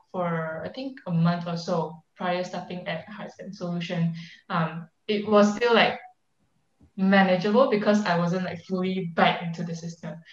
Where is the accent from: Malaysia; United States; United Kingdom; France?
Malaysia; moved away as an adult